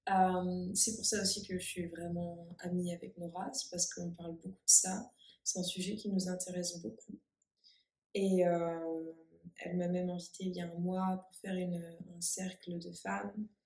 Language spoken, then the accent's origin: French; Normandy, France; moved away as an adult; now in Bali, Indonesia; de Normandie. Oh, pardon, de Normandie.